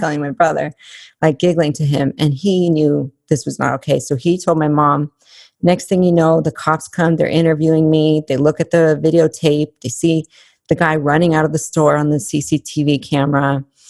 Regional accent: Albuquerque, New Mexico, United States; when I was growing up in Albuquerque, it's not the safest place

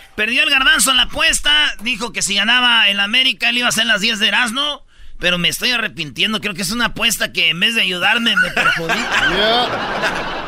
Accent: Jiquilpan, Michoacán, Mexico; moved away; mi pueblo, Jiquilpan, Michoacán

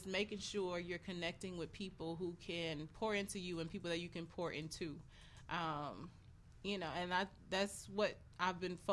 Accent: the South, United States; moved away; I'm from the South

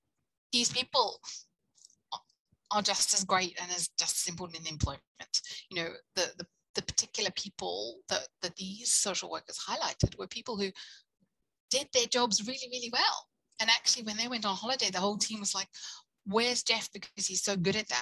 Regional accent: South Africa; now in United Kingdom; I come from South Africa where you either have a job or you

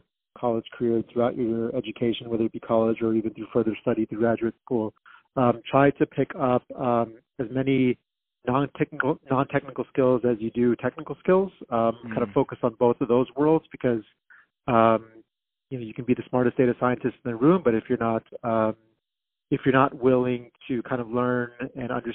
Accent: Texas, United States; moved away as an adult; also born or lived in California / South Dallas; went back to my home state of Texas

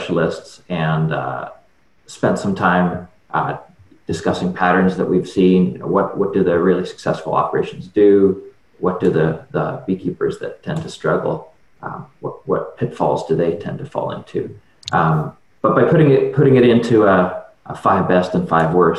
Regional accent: Atlantic Canada, Canada; moved away as an adult; also born or lived in Nova Scotia; So I grew up in Atlantic Canada

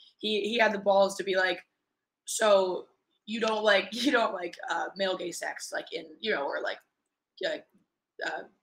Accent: Northeast, United States; But it's different down there. I was born and raised in the Northeast. Like, it's not the same.

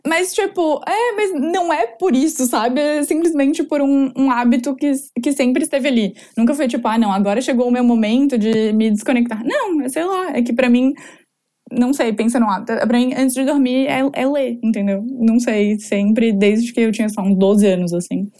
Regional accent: Florianópolis, Santa Catarina, Brazil; sou de Floripa, é, morei a vida inteira aqui

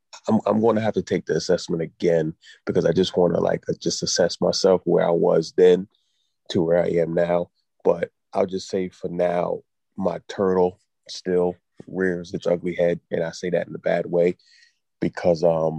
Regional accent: New York, United States; moved away as an adult; now in Philadelphia, United States; I've been in Philly for like almost 20 years. I still tell people I'm from New York. Like we New York till I die, I tell them I'm from New York.

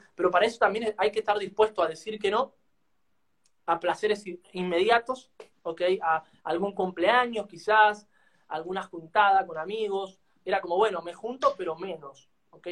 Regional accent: Argentina; nosotros acá en Argentina

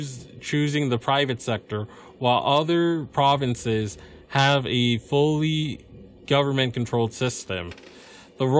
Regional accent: United States; I'm just an American

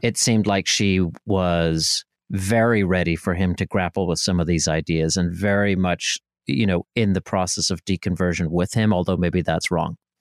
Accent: Northern Ireland, United Kingdom; moved away; I was from Northern Ireland

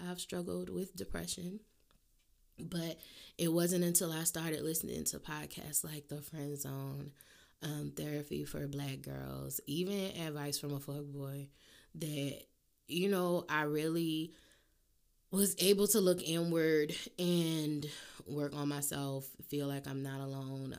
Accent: New Orleans, Louisiana, United States; I'm from New Orleans

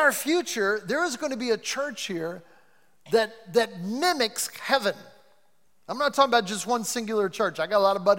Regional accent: Cleveland, Ohio, United States; I'm from Cleveland

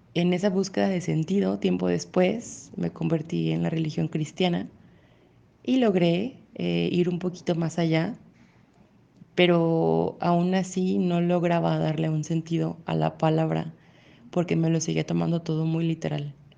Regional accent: Mexico; soy de México

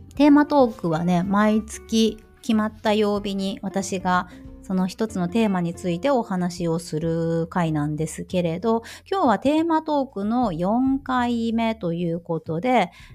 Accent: Tokushima, Japan; moved away as an adult; also born or lived in Kyoto; 自分の実家の徳島県

